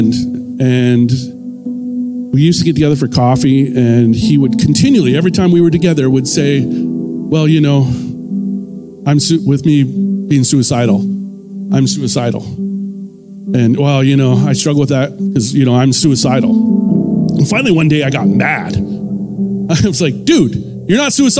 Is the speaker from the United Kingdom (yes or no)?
no; Ontario, Canada; moved away; I'm from Ontario originally